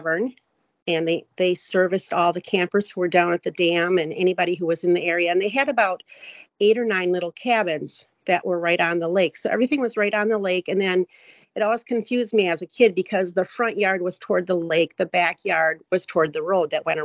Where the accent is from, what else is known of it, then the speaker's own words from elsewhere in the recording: West Allis, Wisconsin, United States; I grew up in West Dallas, Wisconsin.